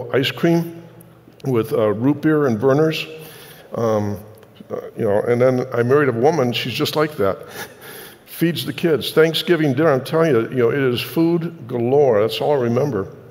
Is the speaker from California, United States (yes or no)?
no; Detroit, Michigan, United States; When I was growing up in Detroit